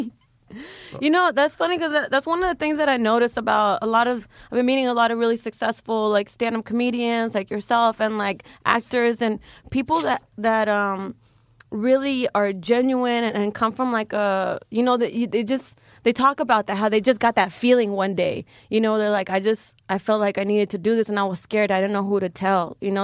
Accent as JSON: {"language": "English", "town": "Richmond", "region": "Texas", "country": "United States", "tie": "born or raised there", "also_born_or_lived": "Galveston, Texas", "moved": "yes", "said": "I grew up right outside of Houston, like thirty minutes out in a little small town called Richmond, Texas"}